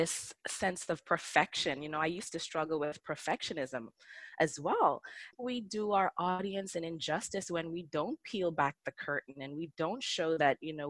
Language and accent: English; Bahamas; I grew up in the Bahamas. So living in the islands